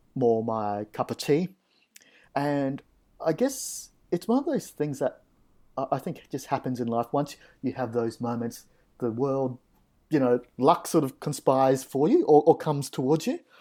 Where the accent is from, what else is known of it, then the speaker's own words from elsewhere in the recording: Australia; Aussie lifeguards, uh, we've probably got a pretty good reputation